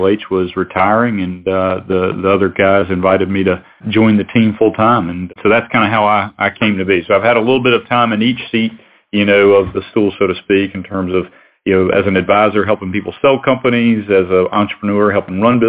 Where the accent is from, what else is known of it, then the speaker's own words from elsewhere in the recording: Alabama, United States; I'm originally from Alabama, went to school in Tuscaloosa at the university, and started my career in Birmingham